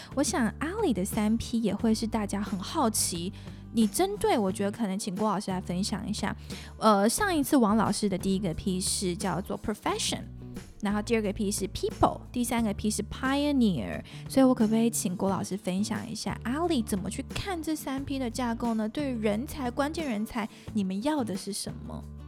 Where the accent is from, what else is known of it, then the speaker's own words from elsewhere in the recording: Singapore; moved away; 我其实不是在台湾长大的孩子，我在新加坡长大